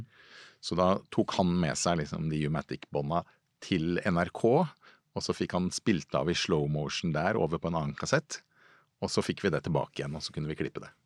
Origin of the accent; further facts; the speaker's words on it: Lørenskog, Akershus, Norway; oppvokst eh, på Fjellhamar eh, i Lørenskog utafor Oslo